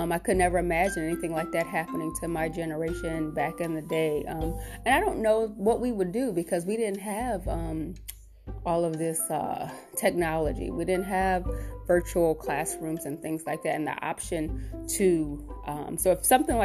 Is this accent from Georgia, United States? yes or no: no; Cleveland, Ohio, United States; I grew up in Cleveland.